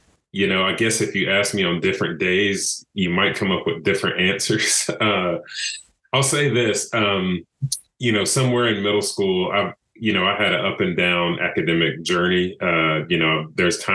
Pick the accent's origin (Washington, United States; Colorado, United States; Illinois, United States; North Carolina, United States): North Carolina, United States; Brevard; also born or lived in Greensboro, North Carolina / Purdue University, Indiana; I'm from Western North Carolina, a small town called Brevard